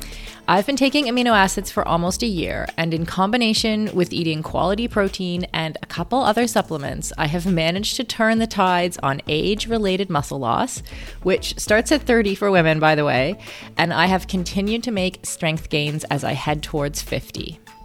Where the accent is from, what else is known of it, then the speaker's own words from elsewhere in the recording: Kitchener, Ontario, Canada; I'm also from Ontario. Oh, whereabouts? Kitchener, actually.